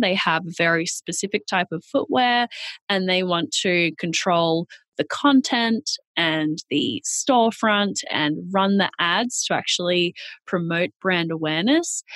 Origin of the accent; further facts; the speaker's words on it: Australia; accent: Australian; moved away as an adult; now in New York, United States; I'm Australian. That's where the accent is from.